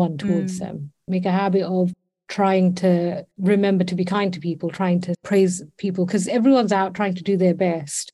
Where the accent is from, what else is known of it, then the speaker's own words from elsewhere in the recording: London, United Kingdom; I'm a Londoner through and through.